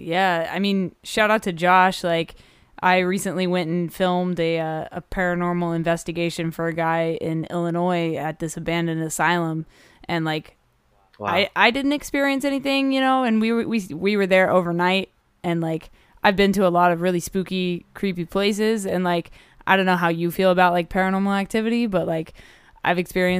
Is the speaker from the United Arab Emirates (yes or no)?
yes; Abu Dhabi, United Arab Emirates; also born or lived in Dubai; I grew up partially in the Middle East in Abu Dhabi and Dubai.